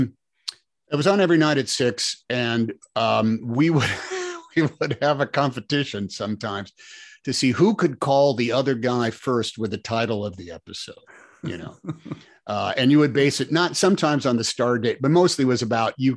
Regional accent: United States; I'm an American

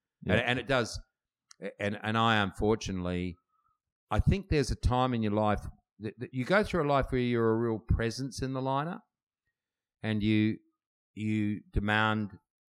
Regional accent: Adelaide, South Australia, Australia; growing up in Adelaide, no one I know in Adelaide that I grew up with has surfed for 25, 30 years.

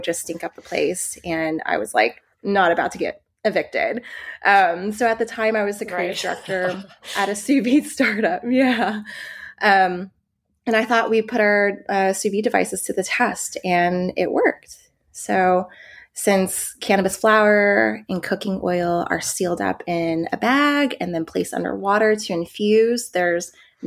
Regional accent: Texas, United States; moved away as an adult; also born or lived in New York; I'm originally from Texas, I moved to New York for college.

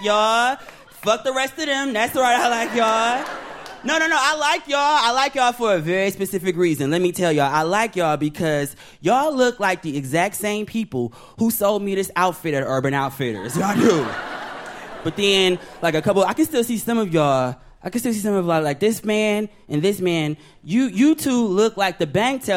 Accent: Detroit, Michigan, United States; moved away as an adult; also born or lived in Bronx, New York; now in Brooklyn, United States; I'm originally from Detroit, Michigan

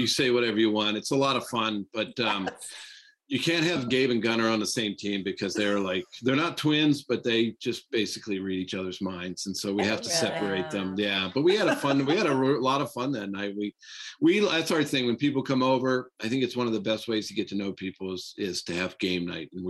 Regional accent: Pittsburgh, Pennsylvania, United States; I grew up here in Pittsburgh

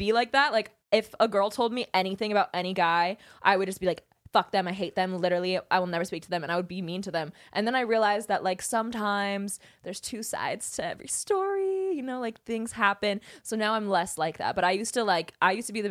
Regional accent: Napa, California, United States; I grew up in Napa

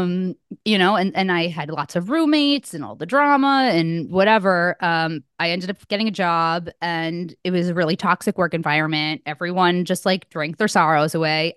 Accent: Connecticut, United States; moved away as an adult; also born or lived in New Hampshire; where I grew up in Connecticut

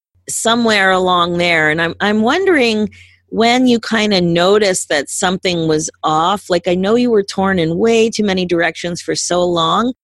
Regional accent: Philadelphia, Pennsylvania, United States; moved away; I'm originally from Philadelphia

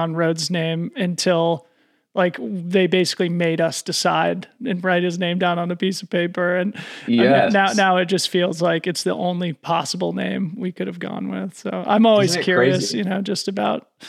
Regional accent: Boulder, Colorado, United States; now in Marin, United States; I'm from Boulder

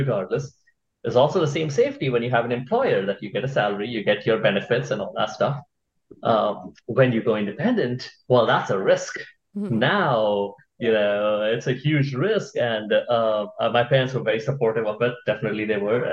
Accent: India; moved away as an adult; now in United States; I grew up in India. I was in India all through high school. Then I moved here for college

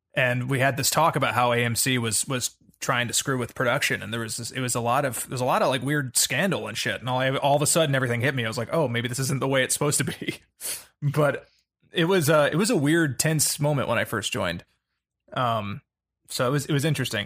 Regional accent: the South, United States; I grew up in the South

